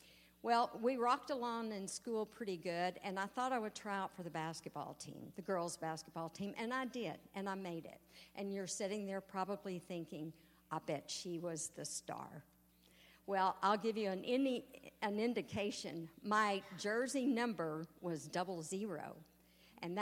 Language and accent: English; East Texas, United States; growing up in East Texas, we had a wonderful school